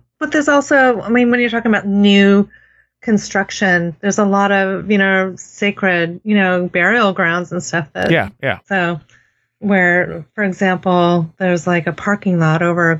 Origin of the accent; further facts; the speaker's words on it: Los Angeles, California, United States; also born or lived in Pasadena, California / Ventura County, California; now in Rhode Island, United States; I was born in Hollywood, California, and then I lived in Pasadena, and then I moved to Ventura County, and now I live in Rhode Island